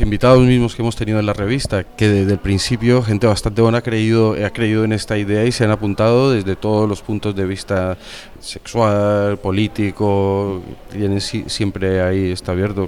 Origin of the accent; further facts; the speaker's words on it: Medellín, Antioquia, Colombia; now in Spain; yo soy de Medellín